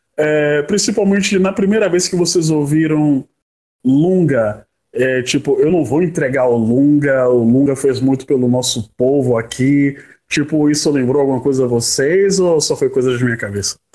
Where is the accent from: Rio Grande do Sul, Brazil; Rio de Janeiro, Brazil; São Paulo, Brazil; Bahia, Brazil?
Bahia, Brazil; Salvador; quando eu era moleque, morando na, na Chapada do Rio Vermelho